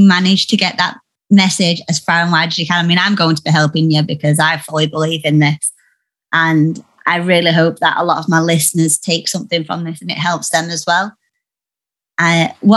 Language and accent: English; Yorkshire and the Humber, United Kingdom; I'm from Yorkshire, and all the women are quite bold